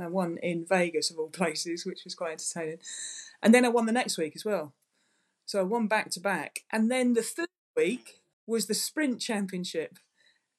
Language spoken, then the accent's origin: English; England, United Kingdom; as an English person